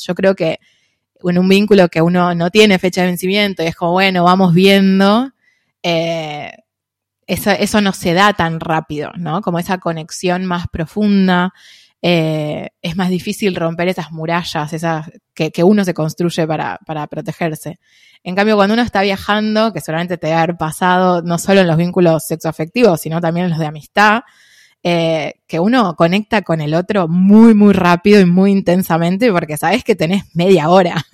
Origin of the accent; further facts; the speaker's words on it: Buenos Aires, Argentina; acá creciendo en Buenos Aires